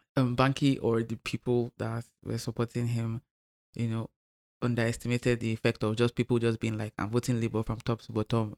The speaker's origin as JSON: {"language": "English", "region": "Lagos", "country": "Nigeria", "said": "Lagos, because that's where I'm from, where I live"}